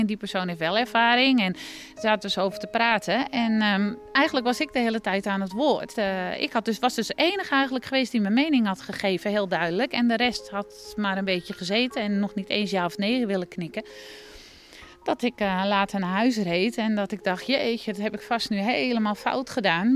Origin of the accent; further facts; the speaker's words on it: Netherlands; moved away as an adult; now in France; Als echte Nederlander